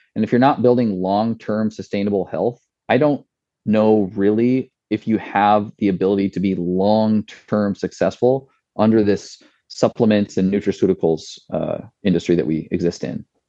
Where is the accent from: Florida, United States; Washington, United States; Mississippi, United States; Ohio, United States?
Washington, United States; my hometown is supplying the uh, the apples for this product